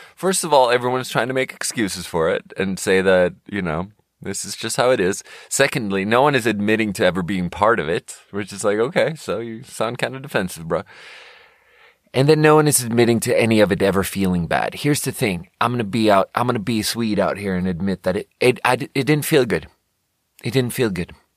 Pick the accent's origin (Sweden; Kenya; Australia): Sweden; moved away; growing up in Sweden